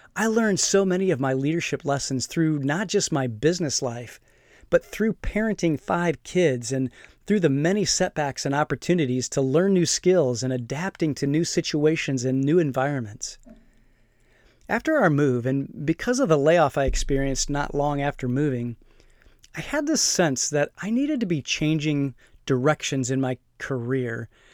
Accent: Fort Wayne, Indiana, United States; moved away; back in my hometown of Fort Wayne

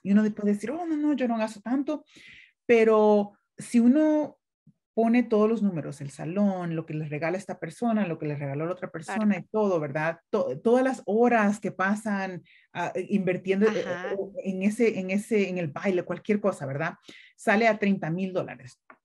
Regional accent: El Salvador; now in United States; yo crecí en una finca en El Salvador

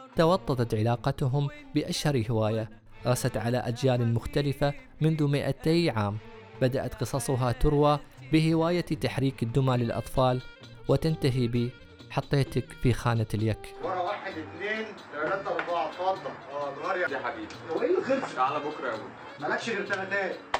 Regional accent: United Arab Emirates; عندنا في الإمارات

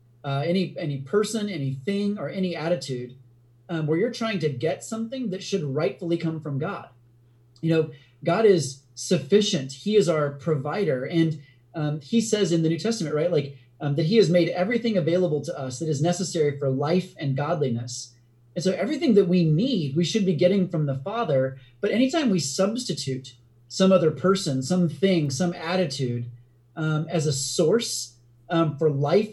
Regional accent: United States; also born or lived in India; an American

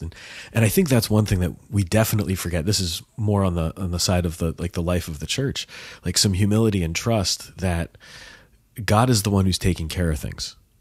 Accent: United States

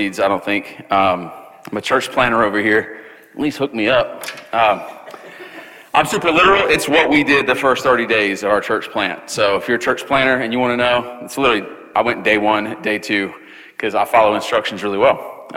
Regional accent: Charleston, United States; back in Charleston, which is my hometown

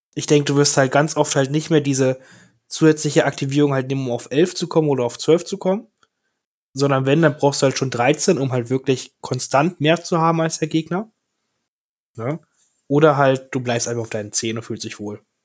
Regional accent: Germany; wir als Deutsche

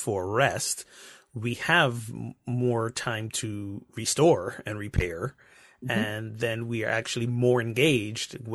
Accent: Barbados; moved away; I grew up in the Caribbean, Barbados, to be exact

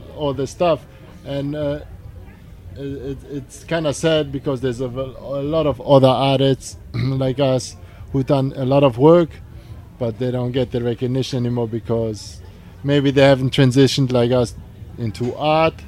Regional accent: Germany; now in New York, United States; we're from Germany.

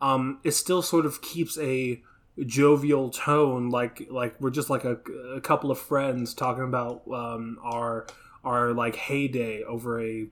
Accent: Pflugerville, Texas, United States; especially like me growing up in Pflugerville. Me and my friends did some of the same.

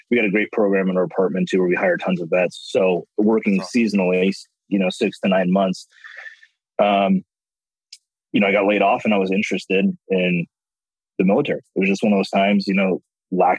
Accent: San Francisco Bay Area, California, United States; I grew up in the San Francisco Bay Area, specifically the eastern side

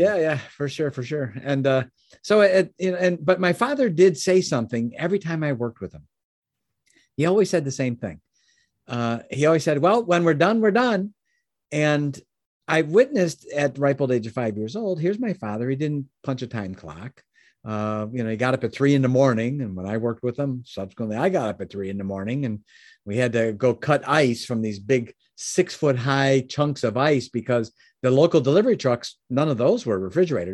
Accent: Chicago, Illinois, United States; I was born in Chicago, Illinois

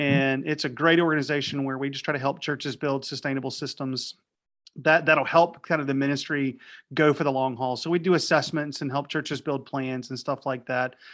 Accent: Raleigh, North Carolina, United States; now in Wilmington, United States; I was in Raleigh, North Carolina, wh, which is my hometown.

